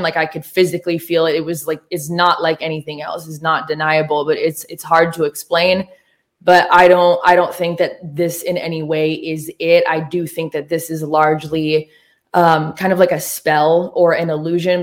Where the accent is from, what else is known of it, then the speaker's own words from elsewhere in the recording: Oregon, United States; moved away as an adult; also born or lived in Los Angeles, California; now in Nashville, United States; I'm from Oregon